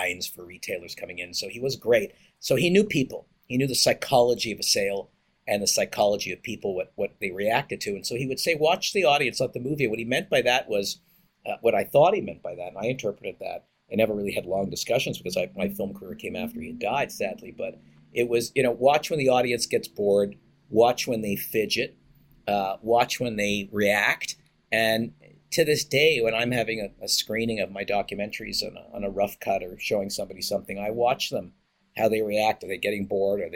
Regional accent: Montreal, Quebec, Canada; I was born in Montreal, Quebec, to wonderful parents, middle-class upbringing in a suburb in Montreal

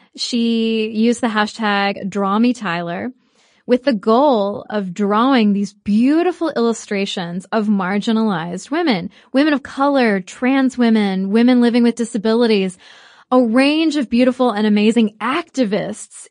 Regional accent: United States; we are American

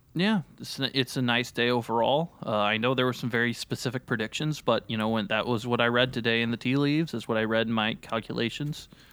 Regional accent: Terre Haute, Indiana, United States; moved away as an adult; now in Los Angeles, United States; I grew up in Terre Haute, Indiana

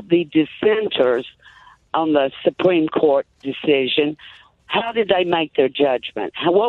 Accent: Virginia, United States; And we're from Virginia, who not known as a real liberal state

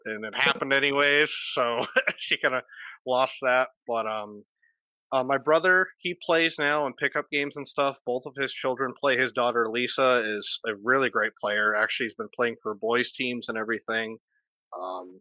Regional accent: Boston, Massachusetts, United States; being a Bostonian, being from Massachusetts

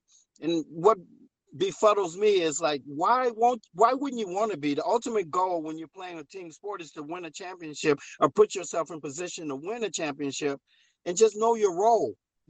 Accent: Los Angeles, California, United States; moved away; I'm originally from Los Angeles.

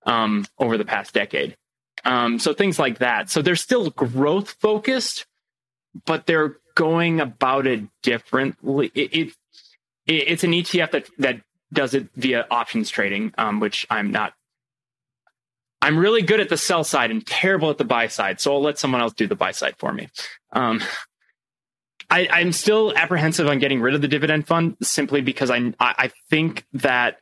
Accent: Quebec, Canada; now in California, United States; I'm originally from Quebec.

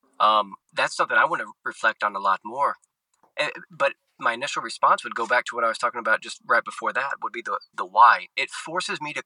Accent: Arkansas Delta, United States; also born or lived in Southern Louisiana / Rome, Italy / Little Rock, Arkansas; I was born and raised in the Arkansas Delta, right in the heartland of the United States, in the Mississippi River Delta there

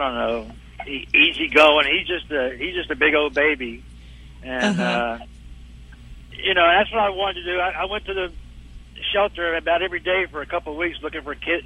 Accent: Dallas, Texas, United States; I'm from Dallas

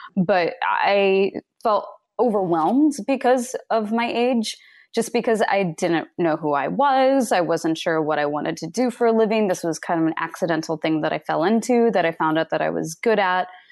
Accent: Kansas, United States; I grew up in Kansas

